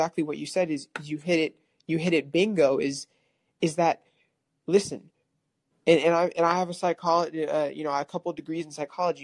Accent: California, United States; moved away; I moved out of California, but I was born and raised in California

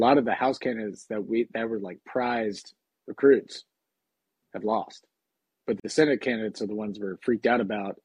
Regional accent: Atlanta, Georgia, United States; now in Washington, D.C., United States; I'm from Atlanta

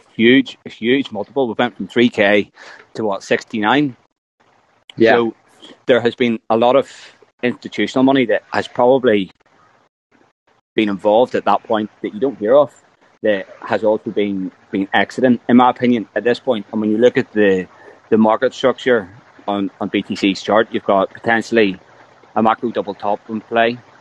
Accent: Northern Ireland, United Kingdom; I'm from Ireland.

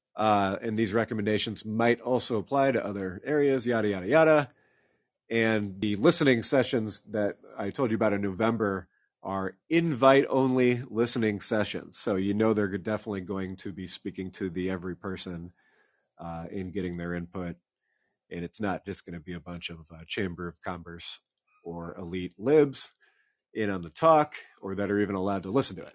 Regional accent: Iowa City, Iowa, United States; now in Des Moines, United States; I'm from Iowa City originally, read the Gazette a lot

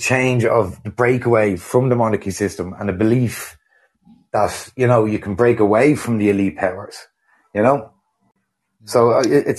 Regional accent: Ireland; I'm an Irishman.

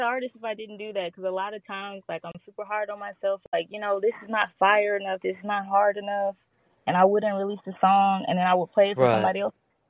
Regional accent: Gary, Indiana, United States; moved away as an adult; now in Phoenix, United States; I'm from Gary, Indiana, but 2 years ago I moved to Phoenix

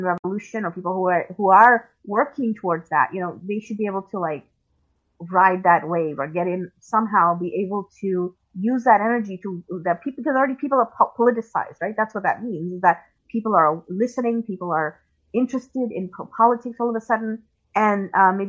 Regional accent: Pakistan; I am from Pakistan. I have family in Pakistan, and I speak the language

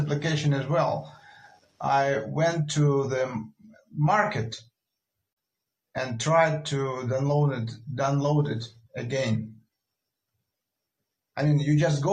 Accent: Russia; also born or lived in Moscow; maybe I'm from Russia. I live in Moscow.

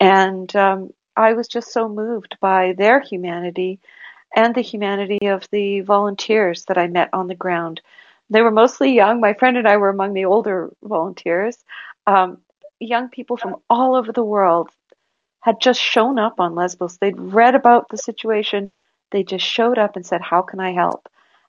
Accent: Canada; it struck me, you know, not as a Canadian, not as, you know, anyone that cares about human rights, it struck me as a mother.

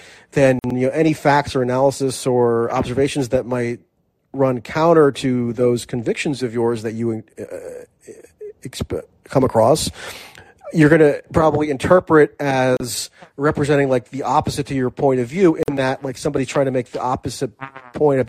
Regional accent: United States; I'm an American.

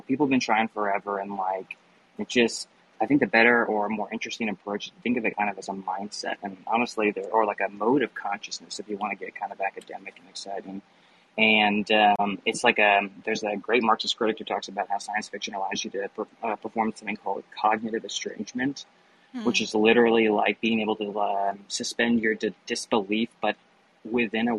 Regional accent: Midwest, United States; As a Midwesterner, I grew up so dang far away from convention scene

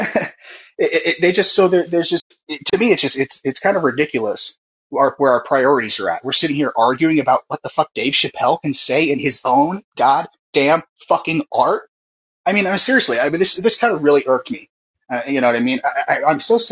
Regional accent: Oakland, California, United States; I'm from Oakland, you know, here in the San Francisco Bay Area

